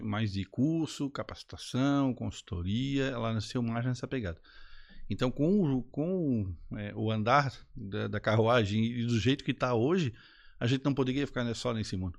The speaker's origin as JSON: {"language": "Portuguese", "town": "Florianópolis", "region": "Santa Catarina", "country": "Brazil", "tie": "born or raised there", "said": "eu sou daqui de Floripa, manezinho da ilha, né? Já 49 anos, nascido no Pantanal"}